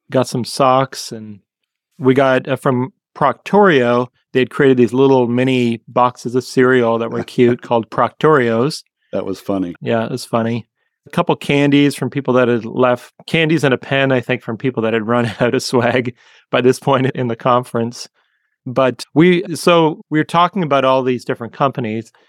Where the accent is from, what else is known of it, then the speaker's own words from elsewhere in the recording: Canada; from growing up in Canada and getting to talk to somebody who sounds like lived just just a few minutes down the street from where I grew up and having that Canadian moment